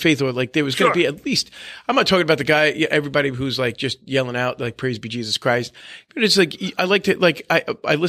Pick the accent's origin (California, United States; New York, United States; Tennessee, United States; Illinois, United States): New York, United States; Long Island; growing up in my house, like my big household, big sports house, I'm the oldest of eight, Italian family as well. So like, we're from Long Island